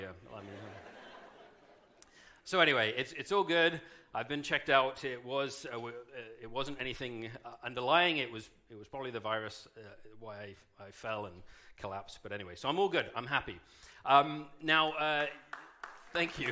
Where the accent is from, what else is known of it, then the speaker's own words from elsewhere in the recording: United Kingdom; being British